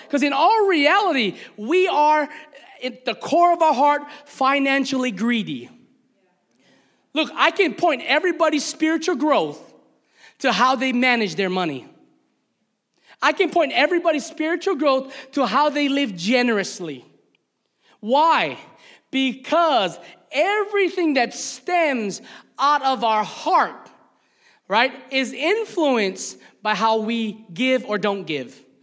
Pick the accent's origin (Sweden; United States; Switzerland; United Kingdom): United States; Hawaii; moved away as an adult; also born or lived in the South (US); as one Hawaiian brother